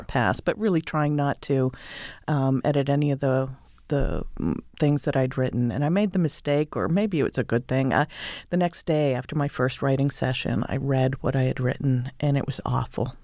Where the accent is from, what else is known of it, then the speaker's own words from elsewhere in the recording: Northeast, United States; moved away; also born or lived in California / Maine; I grew up in the Northeast